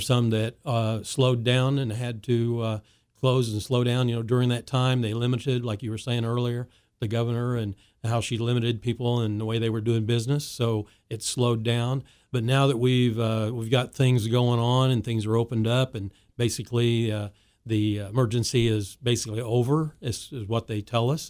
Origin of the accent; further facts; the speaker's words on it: Wichita, Kansas, United States; as I grew up in Wichita